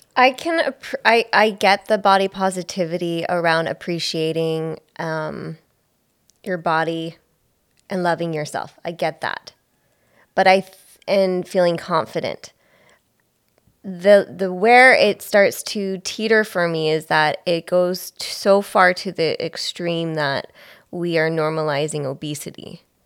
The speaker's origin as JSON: {"language": "English", "town": "Belleville", "region": "Ontario", "country": "Canada", "said": "I'm from Belleville"}